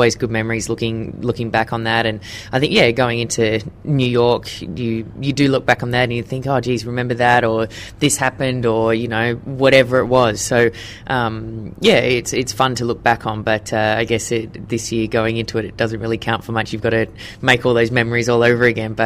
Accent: Queensland, Australia; moved away as an adult; now in Sydney, Australia; living in Queensland for most of my life

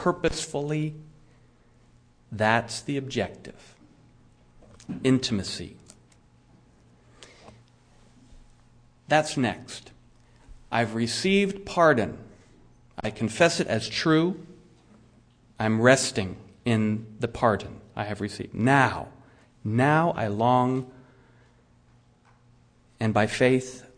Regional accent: United States; I'm an American Christian

